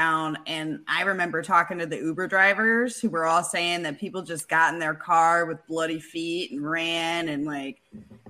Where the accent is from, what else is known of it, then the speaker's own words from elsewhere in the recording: Michigan, United States; I'm from Michigan.